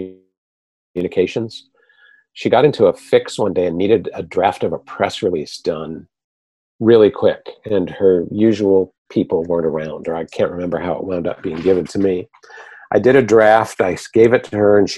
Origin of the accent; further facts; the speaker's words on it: Seattle, Washington, United States; moved away; I had worked in my hometown, Seattle